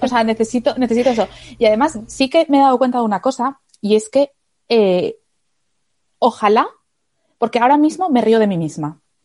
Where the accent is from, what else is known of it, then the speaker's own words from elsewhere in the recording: Asturias, Spain; now in Madrid, Spain; Yo vivo en Madrid, pero soy de Asturias